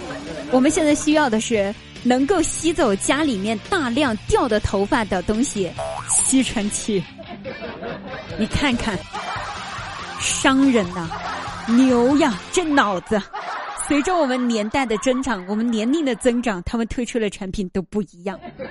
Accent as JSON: {"language": "Chinese", "country": "China", "said": "我认了，谁让我是个中国人呢？我要拍蒜。"}